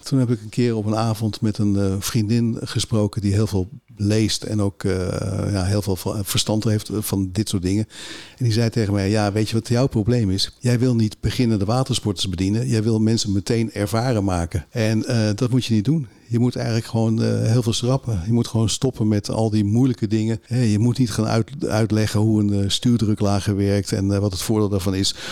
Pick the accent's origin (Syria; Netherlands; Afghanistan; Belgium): Netherlands; Vinkeveen, Utrecht; ik kom zelf uit Vinkenveen